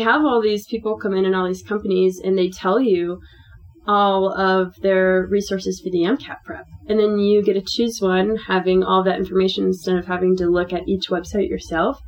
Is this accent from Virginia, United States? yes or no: yes; Northern Virginia, United States; moved away as an adult; now in Provo, United States; I'm from Virginia, Northern Virginia